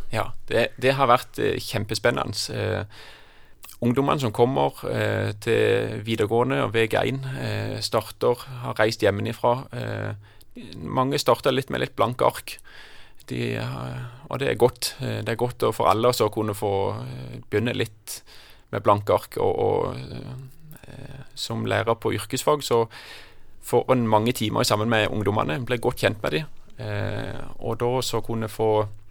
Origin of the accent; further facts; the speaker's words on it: Kristiansand, Agder, Norway; moved away; also born or lived in Jæren; Jeg hadde noen veldig gode år i oppveksten på Flekkerøy.